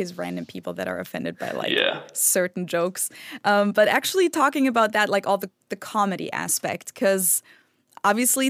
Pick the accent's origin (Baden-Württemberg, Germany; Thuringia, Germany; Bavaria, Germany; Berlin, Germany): Bavaria, Germany; Munich; I'm from Munich